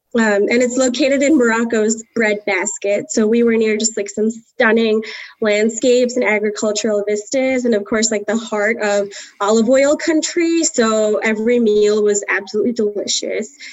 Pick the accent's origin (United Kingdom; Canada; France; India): India; South India; now in United States; I'm Indian, Southern Indian. And growing up in India